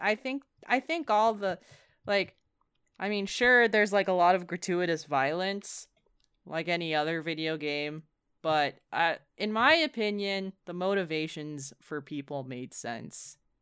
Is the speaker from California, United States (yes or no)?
yes; San Francisco Bay Area, California, United States; we're from the San Francisco Bay Area, so it's pretty liberal.